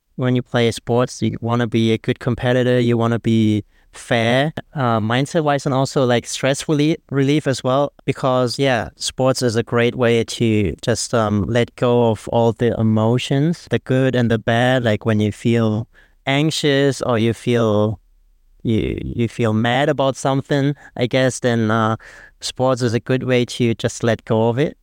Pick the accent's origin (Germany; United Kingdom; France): Germany; moved away as an adult; now in Bangkok, Thailand; I'm half Thai, half German. I grew up in Germany, went there for school and everything, and then I moved here for work